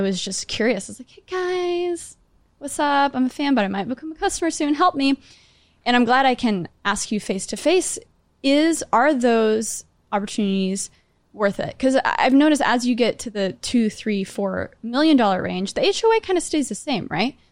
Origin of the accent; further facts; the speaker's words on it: Grapevine, Texas, United States; now in New York City, United States; I'm from Great Vine